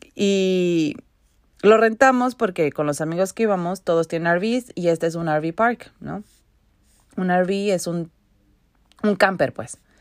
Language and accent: Spanish; Mexico; now in Vancouver, Canada; yo crecí en México